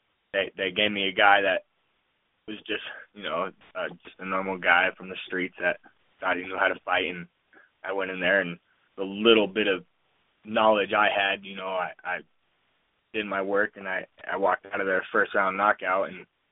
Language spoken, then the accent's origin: English; Tucson, Arizona, United States; Tucson, Arizona, my hometown